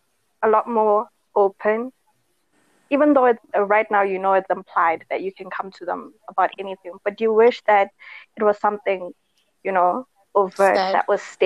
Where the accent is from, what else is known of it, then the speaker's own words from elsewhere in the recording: South Africa; What I know, being a South African as well, that especially a colored South African